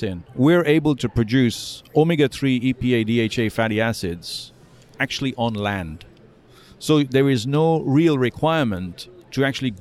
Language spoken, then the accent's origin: English; Mombasa, Mombasa County, Kenya; moved away as an adult; also born or lived in United Kingdom; I grew up in Mombasa, which is off the coast of Kenya